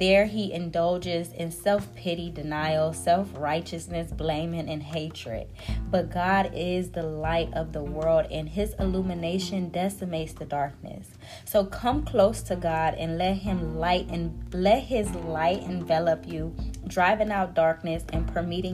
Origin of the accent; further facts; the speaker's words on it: United States; I'm an American